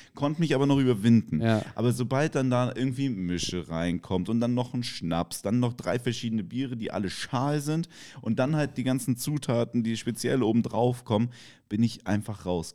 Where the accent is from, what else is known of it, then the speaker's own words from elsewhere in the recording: Kiel, Schleswig-Holstein, Germany; ich komme aus Kiel